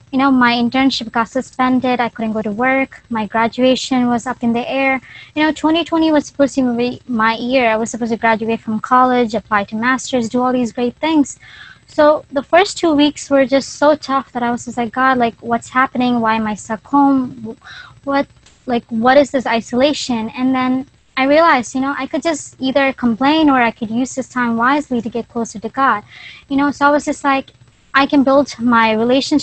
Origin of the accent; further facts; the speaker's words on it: Philadelphia, Pennsylvania, United States; I am from Philly.